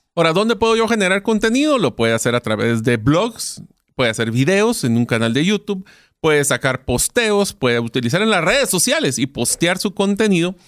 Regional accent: Guatemala; en Guatemala, o sea, mi país de origen

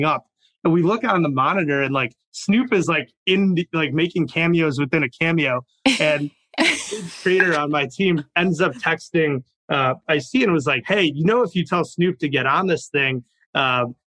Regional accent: Chicago, Illinois, United States; I grew up in Chicago

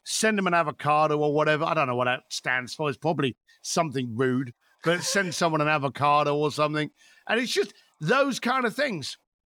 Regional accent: London, United Kingdom; The lovely sunny hills of East London.

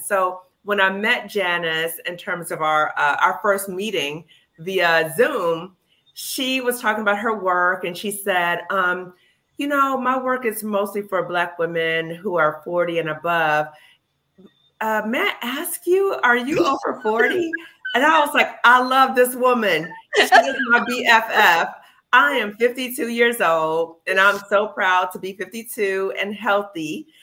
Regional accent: Chicago, Illinois, United States; moved away; I'm from Chicago

